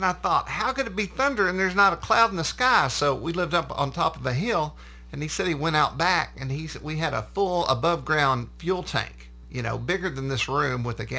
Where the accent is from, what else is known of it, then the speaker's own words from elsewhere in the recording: Sherman, Texas, United States; I'm from Sherman, Texas, and I was raised as a small child on an exotic animal ranch.